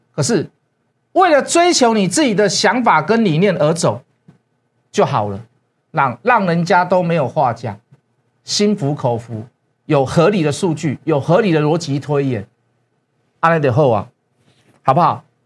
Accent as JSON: {"language": "Chinese", "country": "Taiwan", "said": "我们台湾"}